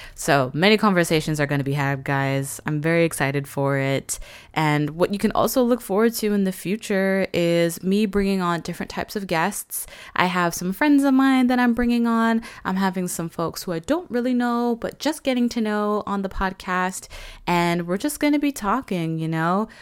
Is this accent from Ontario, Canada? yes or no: no; Vancouver, British Columbia, Canada; Growing up in Vancouver